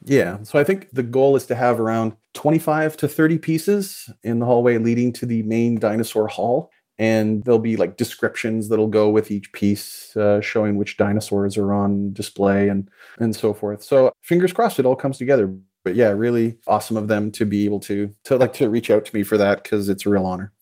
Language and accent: English; Calgary, Alberta, Canada; I grew up in Calgary, Alberta, Canada